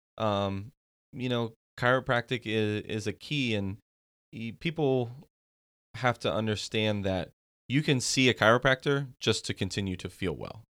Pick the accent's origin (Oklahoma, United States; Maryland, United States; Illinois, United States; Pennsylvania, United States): Pennsylvania, United States; moved away; I'm from Pennsylvania originally